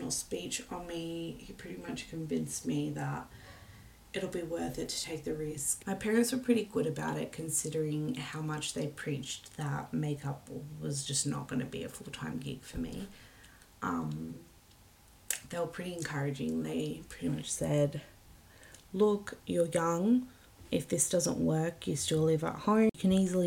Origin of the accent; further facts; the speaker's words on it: Wollongong, New South Wales, Australia; I'm from Wollongong